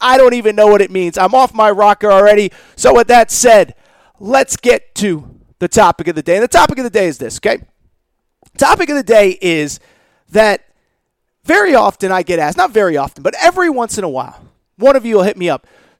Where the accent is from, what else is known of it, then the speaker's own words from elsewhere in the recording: Northeast, United States; I grew up in the Northeast.